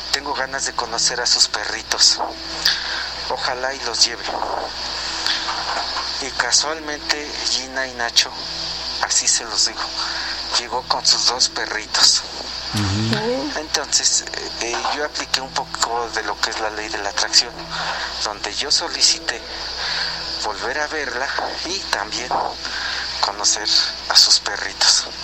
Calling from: Real del Monte, Hidalgo, Mexico; de Real del Monte. Yo sé que me salgo un poquito del tema del día de hoy y vengo retrasado

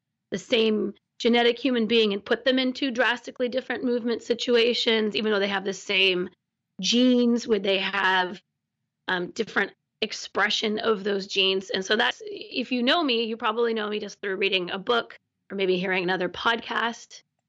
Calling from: Olympic Peninsula, Washington, United States; I'm calling from the Olympic Peninsula on the west coast of Washington, in Washington, the west coast of the United States

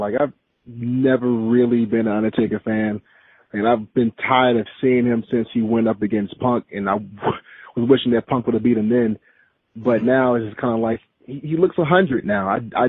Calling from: Columbus, Georgia, United States; How's it going, gentlemen? … from Columbus.

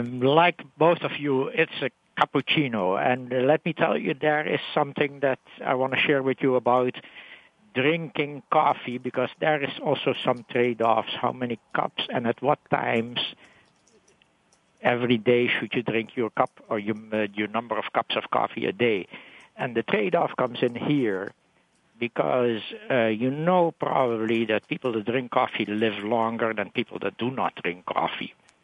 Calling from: New York, United States; also from New York.

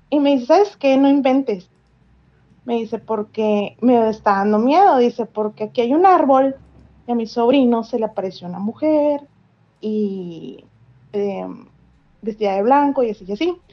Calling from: Monterrey, Nuevo León, Mexico; De Monterrey.

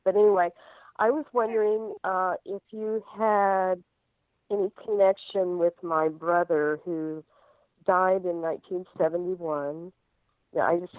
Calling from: Texas, United States; also born or lived in New Mexico

